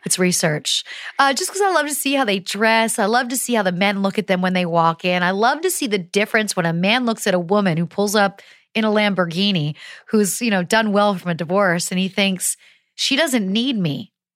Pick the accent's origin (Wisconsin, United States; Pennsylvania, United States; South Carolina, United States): Pennsylvania, United States; I grew up in Pennsylvania